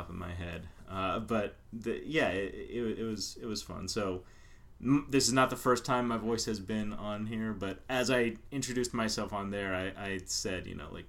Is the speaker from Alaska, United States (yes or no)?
no; Pittsburgh, Pennsylvania, United States; moved away; also born or lived in Philadelphia; originally I'm from Pittsburgh.